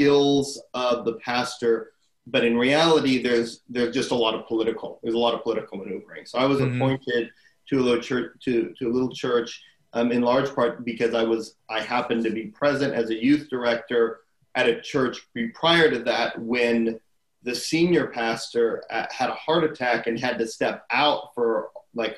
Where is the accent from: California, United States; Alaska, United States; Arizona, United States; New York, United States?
Arizona, United States; I grew up in Arizona